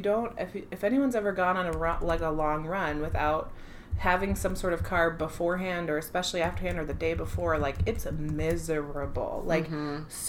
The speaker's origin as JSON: {"language": "English", "region": "Midwest", "country": "United States", "said": "We're from the Midwest, right?"}